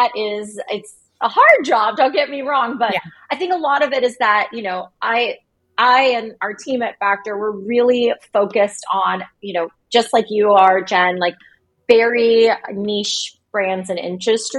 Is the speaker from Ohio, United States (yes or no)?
yes; Cincinnati, Ohio, United States; moved away as an adult; also born or lived in New York City, United States / Cleveland, Ohio, United States; we packed up and moved to Cincinnati, which is my hometown